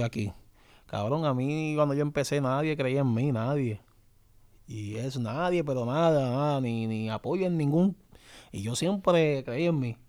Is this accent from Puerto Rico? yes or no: yes; Puerto Rico; donde yo me crié, ahí en Canal